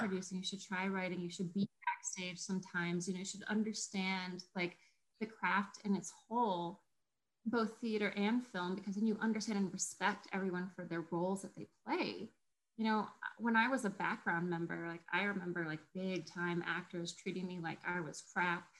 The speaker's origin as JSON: {"language": "English", "region": "Colorado", "country": "United States", "tie": "born or raised there", "said": "I grew up in Colorado"}